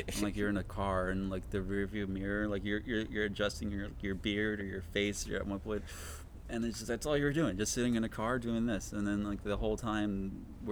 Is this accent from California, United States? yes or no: yes; Los Angeles, California, United States; I grew up in Highland Park